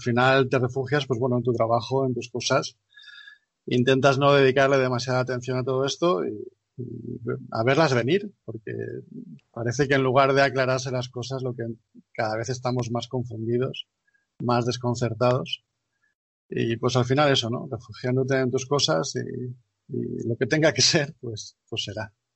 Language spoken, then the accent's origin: Spanish; Valencian Community, Spain; yo, en mi caso como valenciano